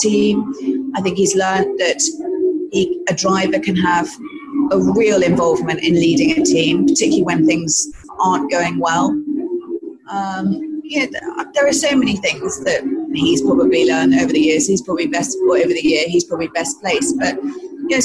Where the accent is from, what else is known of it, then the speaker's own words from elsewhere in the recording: United Kingdom; I'm British